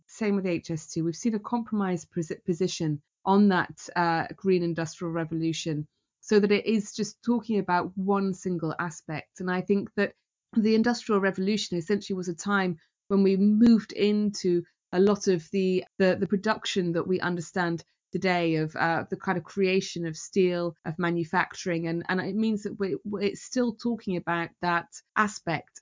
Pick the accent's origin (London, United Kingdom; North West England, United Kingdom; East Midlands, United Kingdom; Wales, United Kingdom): Wales, United Kingdom; Newport; where I'm from in Newport, we are proud of our industrial heritage.